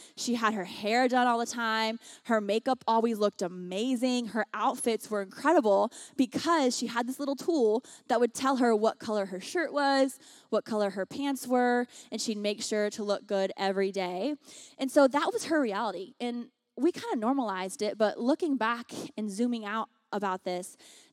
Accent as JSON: {"language": "English", "region": "the South", "country": "United States", "tie": "born or raised there", "also_born_or_lived": "Washington, D.C.", "moved": "as an adult", "lives_now": "Los Angeles, United States", "said": "I grew up on the dirty South"}